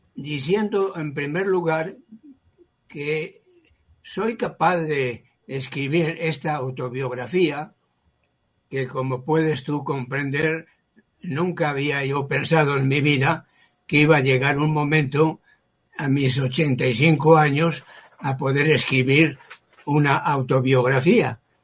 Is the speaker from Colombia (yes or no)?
no; Castile, Spain; moved away as an adult; also born or lived in Nicaragua / New York / Ecuador / Germany; now in Mexico; soy español